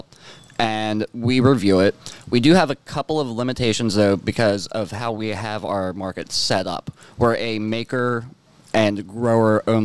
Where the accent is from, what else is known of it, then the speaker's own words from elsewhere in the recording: just outside Harrisburg, Pennsylvania, United States; moved away as an adult; now in Baltimore, United States; I grew up in Pennsylvania, just outside Harrisburg